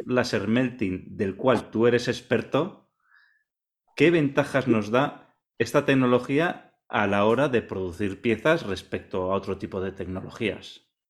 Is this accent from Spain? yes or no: yes; Vitoria-Gasteiz, Basque Country, Spain; yo también soy vecino tuyo de Vitoria